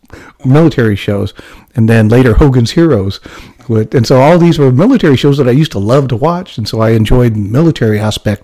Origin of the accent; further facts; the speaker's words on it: El Cerrito, California, United States; also born or lived in Las Vegas, Nevada; my family moved to California in 1968, so I'm 8 years old. And mind you, I grew up in Nevada, Las Vegas, Nevada